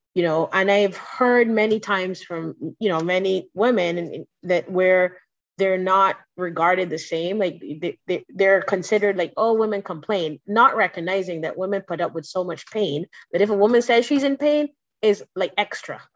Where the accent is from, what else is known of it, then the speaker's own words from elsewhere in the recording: Barbados; I am from Barbados.